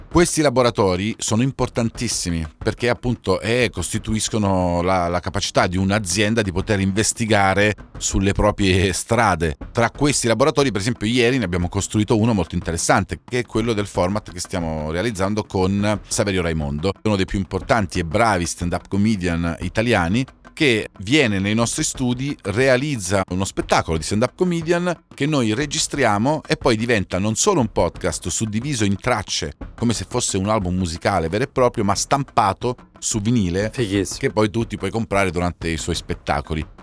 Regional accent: Calabria, Italy; in quanto calabrese

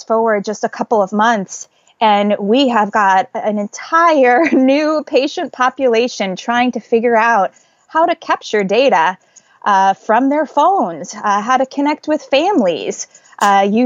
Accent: Northern New Jersey, United States; moved away as an adult; now in New York City, United States; I grew up in Northern New Jersey, so only actually 25 miles from where I live right now

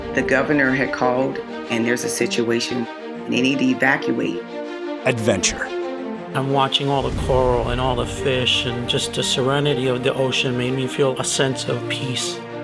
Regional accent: Pensacola, Florida, United States; I'm from Pensacola, Florida, home of the Blue Angels

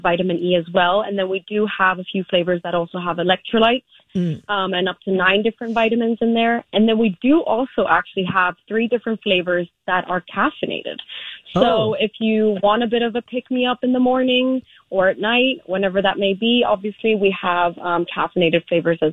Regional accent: Vienna, Austria; moved away as an adult; now in United States; we started in 2017 in Vienna. That's my hometown.

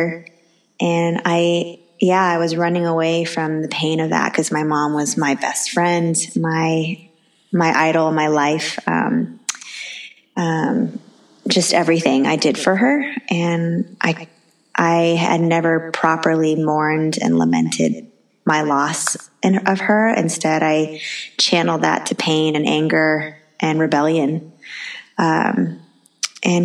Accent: United States; I'm Chinese American

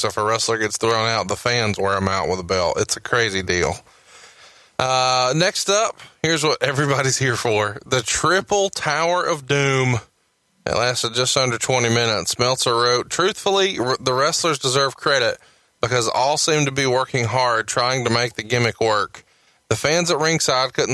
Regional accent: Alabama, United States; I'm a redneck from Alabama

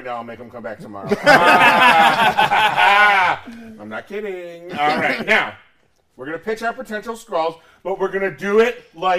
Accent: Rochester, New York, United States; Now, and of course, I'm that boss from Rochester.

